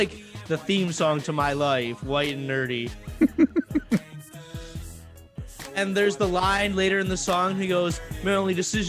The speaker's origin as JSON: {"language": "English", "town": "Grand Blanc", "region": "Michigan", "country": "United States", "tie": "born or raised there", "said": "Grand Blanc, my hometown, the Big Nothing."}